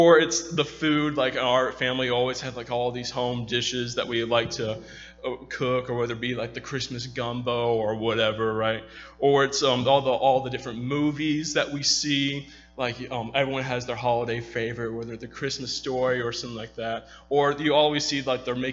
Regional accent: Louisiana, United States; also born or lived in Texas; I was born in Texas, but I was raised in Louisiana

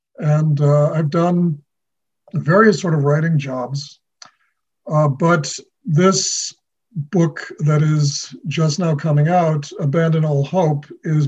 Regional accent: New Delhi, Delhi, India; born there; also born or lived in Argentina / Chicago, United States; due to his posting at the U.S. Embassy in New Delhi, I was born in India. So I was born halfway around the world from where I am now.

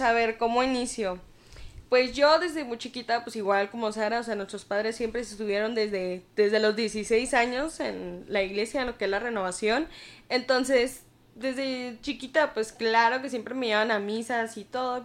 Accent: Ciudad Juárez, Chihuahua, Mexico; moved away as an adult; also born or lived in El Paso, Texas / Mexicali; now in Torreón, Mexico; yo nací en El Paso, Texas, pero viví en Ciudad Juárez, Chihuahua.

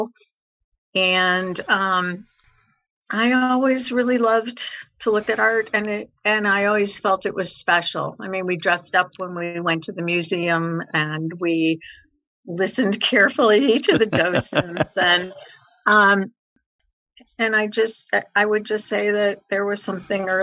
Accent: Chicago, Illinois, United States; I'm the youngest of three girls, and we grew up in Chicago

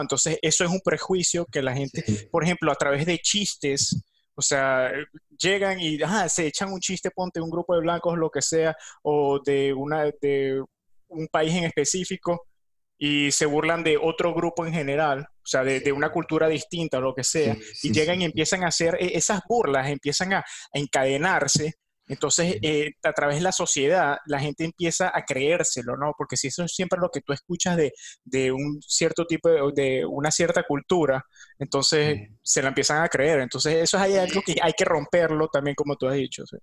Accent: Venezuela; moved away; yo soy de Venezuela

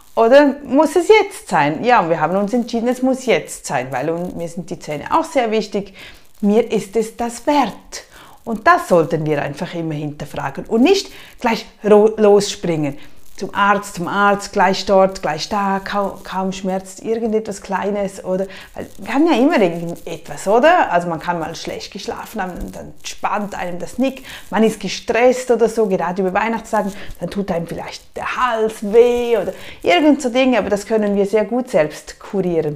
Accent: Switzerland; bei uns in der Schweiz

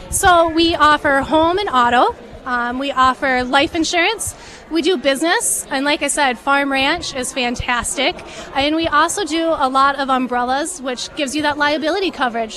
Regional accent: Red Wing, Minnesota, United States; I was raised here in Red Wing for the last 40-ish years

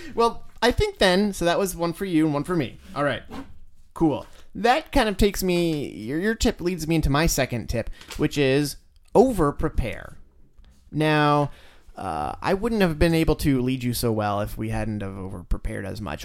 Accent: United States; I'm like a gigantic American male.

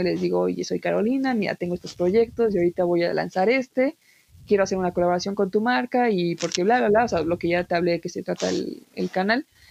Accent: Mexico; tú y yo somos de México

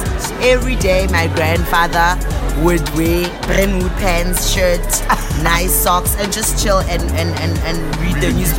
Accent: Springs, Gauteng, South Africa; I'm from Guatemala, the East End, so it's a hood for Springs.

